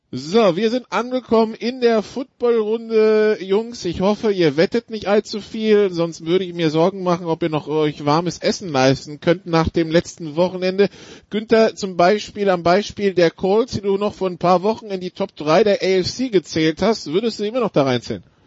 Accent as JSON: {"language": "German", "country": "France", "said": "als Franzose"}